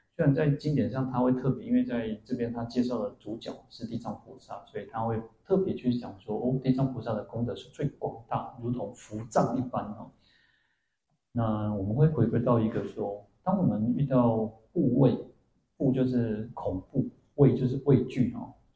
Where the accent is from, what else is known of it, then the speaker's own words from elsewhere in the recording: Changhua County, Taiwan; moved away; also born or lived in Kaohsiung; 我以前当兵的时候，我在鹿港当兵，然后我那时候在高雄嘛吼，然后我的家乡又是在彰化